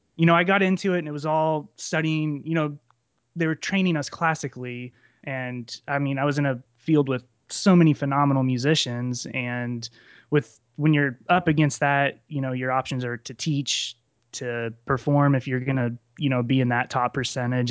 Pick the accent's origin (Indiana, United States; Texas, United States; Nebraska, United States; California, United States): Nebraska, United States; central; I'm from central Nebraska, um, right, right off I eighty in the center of the state, small town